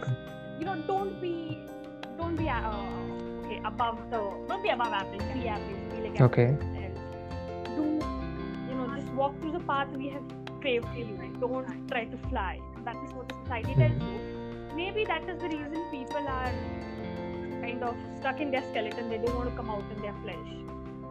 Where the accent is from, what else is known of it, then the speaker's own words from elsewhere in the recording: Belgaum, Karnataka, India; I come from a small town, small town girl, literally. So it's like nobody really understands when I tell I'm from Belgium. So the description I give them is like, you know, it's just 2 hours from Goa